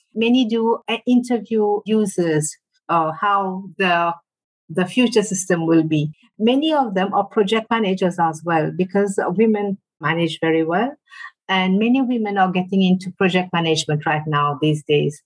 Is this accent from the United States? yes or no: no; Mauritius; I come from Mauritius, all the way in the Indian Ocean